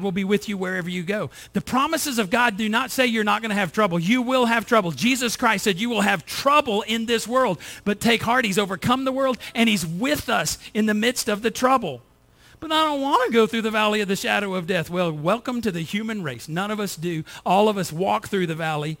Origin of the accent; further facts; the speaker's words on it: United States; I'm from the United States